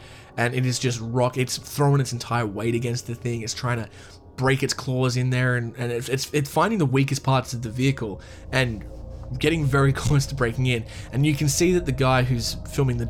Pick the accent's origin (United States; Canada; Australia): Australia; my home country of Australia